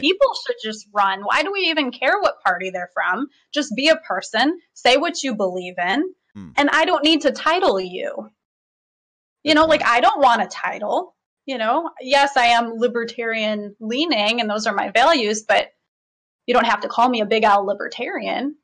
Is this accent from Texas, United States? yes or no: no; Michigan, United States; I'm born and raised in Michigan